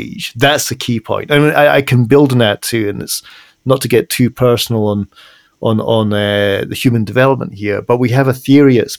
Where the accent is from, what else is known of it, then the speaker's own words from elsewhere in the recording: Edinburgh, Scotland, United Kingdom; my hometown of Edinburgh